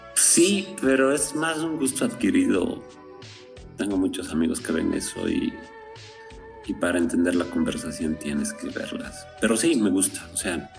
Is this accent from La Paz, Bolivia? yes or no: no; Potosí, Bolivia; yo soy de Potosí